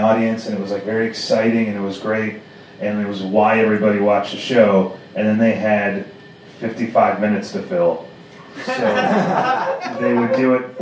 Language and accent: English; Chicago, Illinois, United States; I'm born and raised in Chicago